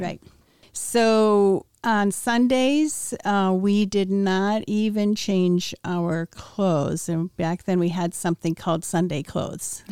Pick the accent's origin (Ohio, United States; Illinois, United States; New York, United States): Illinois, United States; Wheaton; I was born in Wheaton, Illinois. I was born in nineteen fifty-five. I was the ninth of ten children.